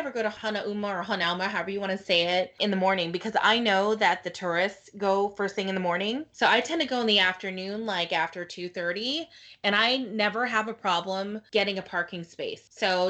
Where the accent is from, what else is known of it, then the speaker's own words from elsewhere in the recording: Haleiwa, Hawaii, United States; when I grew up in Haleiwa, it was still a surf town, and now it's, like, super touristy